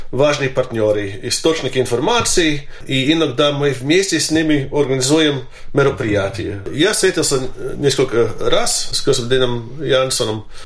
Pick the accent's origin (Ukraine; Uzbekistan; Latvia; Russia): Latvia; все знают, мою биографию, знает, что я латыш.